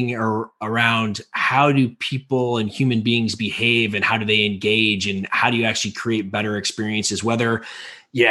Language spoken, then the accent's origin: English; Chicago, Illinois, United States; I grew up in Illinois from Chicago